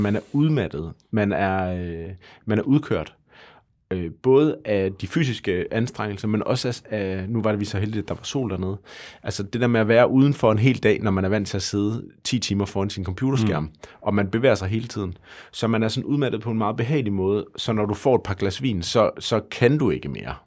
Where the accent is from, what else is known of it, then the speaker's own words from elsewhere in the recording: Denmark; vi gør som danskere